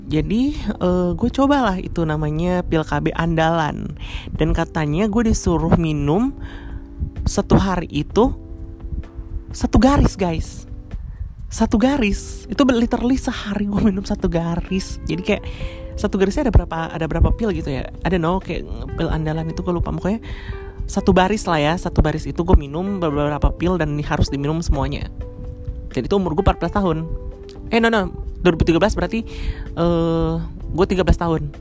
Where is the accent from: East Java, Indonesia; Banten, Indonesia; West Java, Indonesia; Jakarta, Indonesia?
Jakarta, Indonesia; North Jakarta; now in South Jakarta, Indonesia; di daerah gue uh, Jakarta Utara by the way uh, gue tinggal di Jakarta Utara tapi untuk sekarang saat ini gue udah pindah di Jakarta Selatan